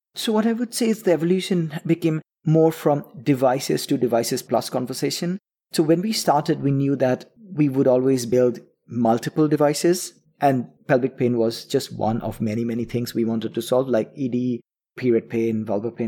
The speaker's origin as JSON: {"language": "English", "town": "Kolkata", "region": "West Bengal", "country": "India", "tie": "born or raised there", "also_born_or_lived": "London", "moved": "yes", "said": "we grew up together in Calcutta, which is in east of India."}